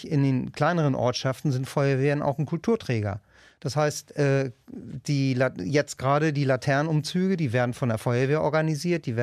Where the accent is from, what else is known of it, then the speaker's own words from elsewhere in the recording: Wedel, Schleswig-Holstein, Germany; mein Bereich geht eben halt von Harrislee bis runter nach Wedel